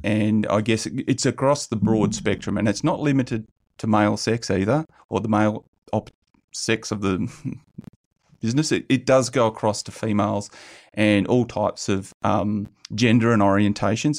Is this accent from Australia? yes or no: yes; South Hedland, Western Australia, Australia; moved away; I grew up in South Hedland a bit.